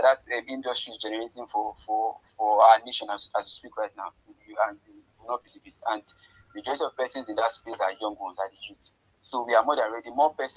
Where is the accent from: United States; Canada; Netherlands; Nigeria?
Nigeria; Ayete, Oyo; I'm from Ayete, to be precise. My dad is from Ayete, my mom is from Ikiri